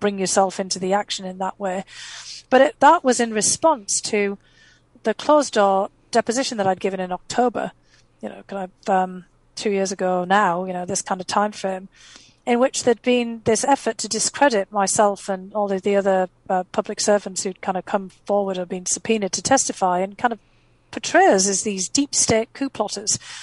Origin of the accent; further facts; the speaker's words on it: North East England, United Kingdom; first language English; moved away as an adult; also born or lived in Boston; now in United States; I left, you know, my um, hometown in the northeast of England because there was no opportunity there